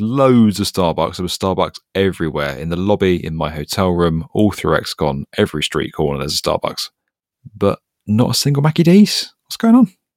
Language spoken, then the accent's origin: English; United Kingdom; me as a British guy